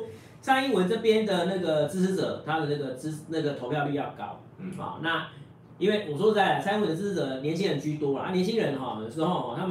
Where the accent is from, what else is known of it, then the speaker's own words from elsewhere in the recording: Taiwan; 我们台湾人都喜欢吃鸡排。